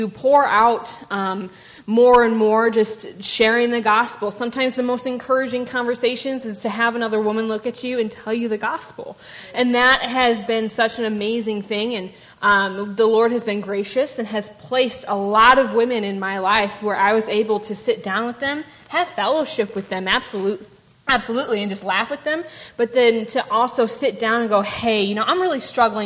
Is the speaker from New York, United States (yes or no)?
no; Ludington, Michigan, United States; born or raised there; moved away as an adult; now in Owensboro, United States